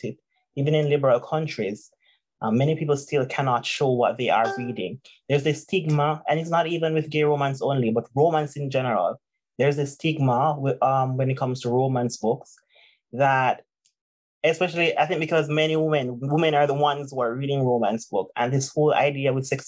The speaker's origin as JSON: {"language": "English", "country": "Jamaica", "said": "I'm Jamaican, oh my God, I'm from Jamaica"}